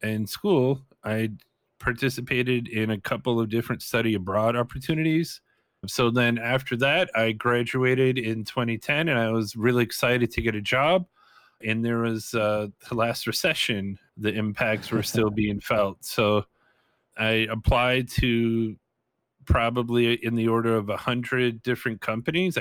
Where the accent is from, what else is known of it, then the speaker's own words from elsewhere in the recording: Madison, Wisconsin, United States; moved away as an adult; also born or lived in Whitewater, Wisconsin; now in Phoenix, United States; growing up in Madison, it's actually a pretty fairly multicultural city